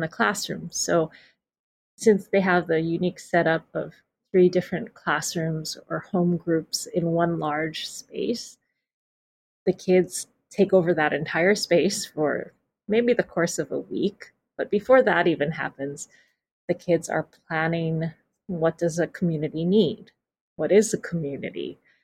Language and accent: English; Hawaii, United States; I was born here, but I'm not Hawaiian, but I feel like I come from this place to a certain level